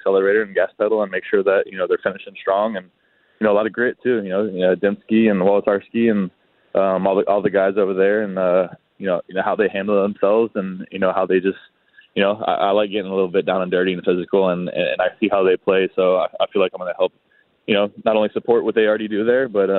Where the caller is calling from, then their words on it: Tampa, Florida, United States; I'm down here in Tampa, Florida.